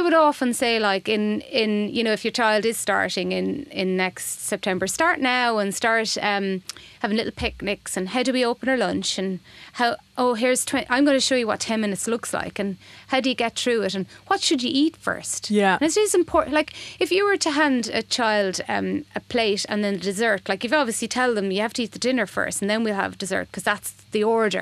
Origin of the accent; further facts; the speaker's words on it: Boyle, Connacht, Ireland; moved away; I moved home. I'm from Boyle, County Roscommon, so I moved home